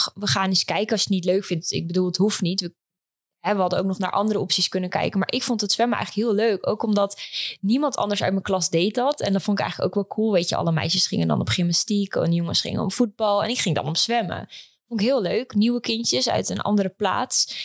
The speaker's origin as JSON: {"language": "Dutch", "town": "Epe", "region": "Gelderland", "country": "Netherlands", "tie": "born or raised there", "also_born_or_lived": "Leiden / Amsterdam", "moved": "as an adult", "lives_now": "Almere, Netherlands", "said": "ik ben geboren en getogen in Epe, een klein plaatsje in eh, Gelderland"}